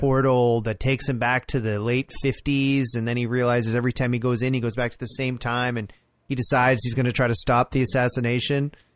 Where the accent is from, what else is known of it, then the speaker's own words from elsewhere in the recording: Orangeville, Ontario, Canada; I grew up in Orangeville, like near Orangeville